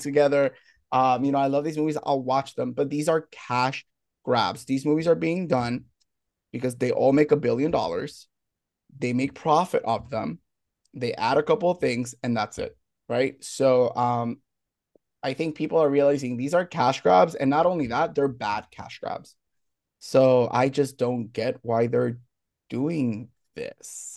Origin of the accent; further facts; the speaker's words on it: Puerto Rico; I'm from Puerto Rico